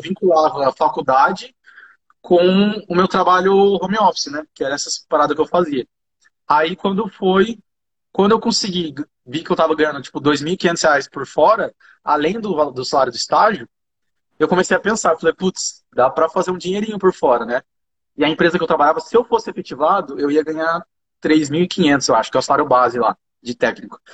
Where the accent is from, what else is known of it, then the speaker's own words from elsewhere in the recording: Jacareí, São Paulo, Brazil; accent: caipira; also born or lived in Rio de Janeiro / São José dos Campos; eu sou de Acaraí mesmo